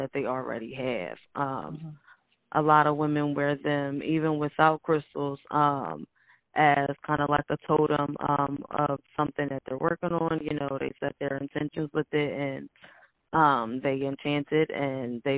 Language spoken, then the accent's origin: English; United States; we are here and we are Americans